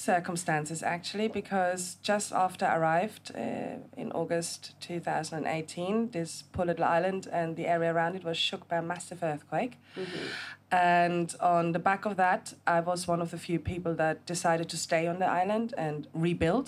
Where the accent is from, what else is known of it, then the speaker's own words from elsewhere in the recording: Germany; also born or lived in United Kingdom; now in Gili Trawangan, Indonesia; I'm originally from Germany, but I also spent 20 years of my life living in the UK